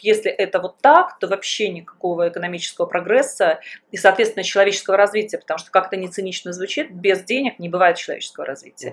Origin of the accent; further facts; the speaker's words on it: Belarus; moved away as an adult; also born or lived in Russia; в 2001 году я уехала из Беларуси, я уехала вначале в Россию